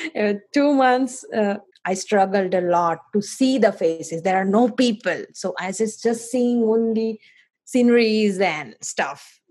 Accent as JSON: {"language": "English", "country": "India", "moved": "as an adult", "lives_now": "Foster City, United States", "said": "I am from India, currently living in Foster City, uh, California"}